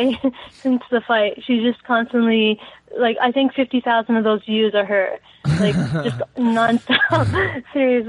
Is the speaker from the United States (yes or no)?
no; Canada; also born or lived in Iraq; I was born in the Middle East and came here when I was only 3 years old. So pretty much raised here, Canadian.